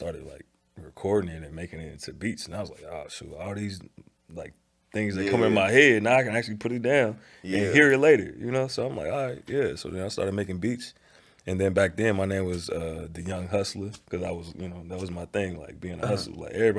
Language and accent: English; Chicago, Illinois, United States; So like growing up in the South side and then like going to the South suburbs of Chicago for school and all